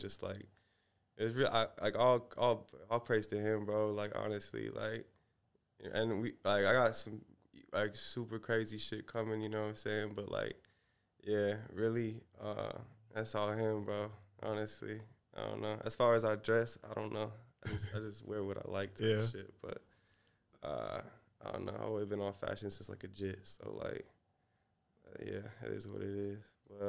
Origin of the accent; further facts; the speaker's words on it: Seattle, Washington, United States; Around here, around Seattle.